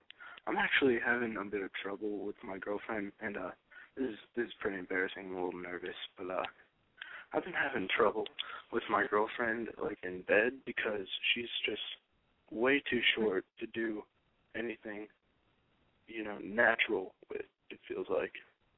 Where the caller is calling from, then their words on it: Kentucky, United States; I'm calling from Kentucky, and I'm 21 years old.